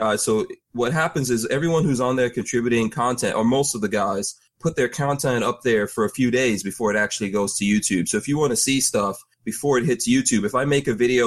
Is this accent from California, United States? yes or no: no; New York City, New York, United States; also born or lived in Caribbean; now in Florida, United States; growing up in New York City.